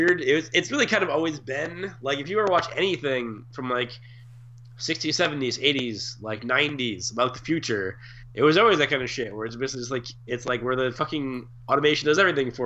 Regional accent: New York, United States; I'm from New York

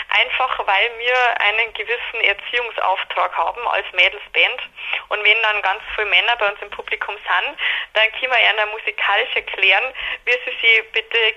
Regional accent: Landshut, Bavaria, Germany; Genau, also wir kommen alle aus Landshut, also aus dem Umkreis von Landshut wir waren alle zusammen in Landshut auf der Schule, eben auf diesem Mädchengymnasium und äh, sind auch im Herzen total niederbayerisch, werden das ja immer bleiben

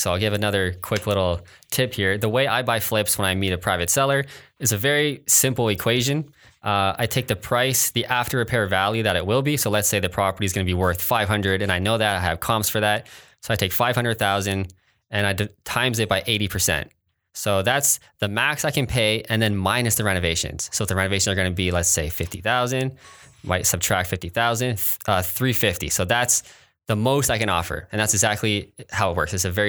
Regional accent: Kitchener, Ontario, Canada; I grew up in Kitchener mostly.

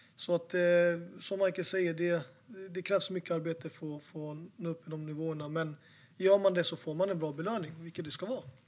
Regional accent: Falun, Dalarna County, Sweden; now in Stockholm, Sweden; jag är inte från Stockholm från början, jag är från Falun

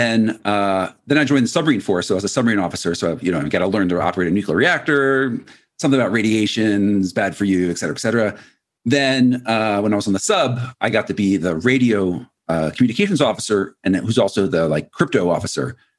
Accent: Philadelphia, Pennsylvania, United States; moved away as an adult; also born or lived in Annapolis, Maryland; now in Colorado, United States; I grew up, uh, around Philadelphia

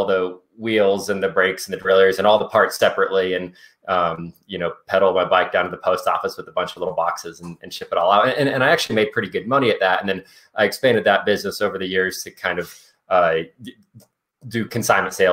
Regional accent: Anchorage, Alaska, United States; now in Carbondale, United States; I grew up in Anchorage, Alaska, and was a total bike nerd

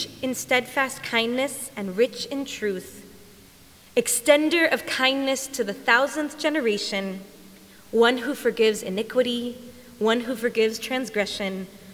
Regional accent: Texas, United States; growing up in Texas

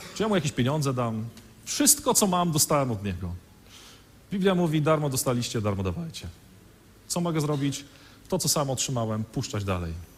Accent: Świnoujście, West Pomeranian Voivodeship, Poland; now in Wodzisław Śląski, Poland; ja pochodzę z Świnoujścia

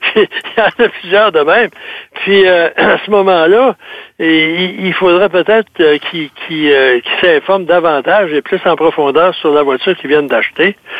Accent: South Shore, Quebec, Canada; accent: rive sud; mon accent de la rive sud

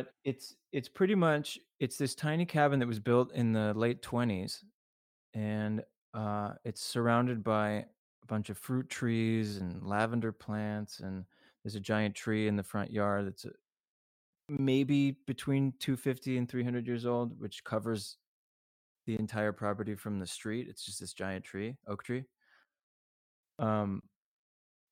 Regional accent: Los Angeles, California, United States; also born or lived in New York; me being an LA person through and through. I was born here and I'm pretty laid back.

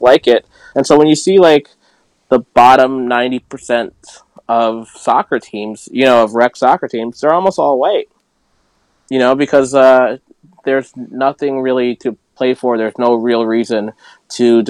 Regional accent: Maryland, United States; growing up in Maryland

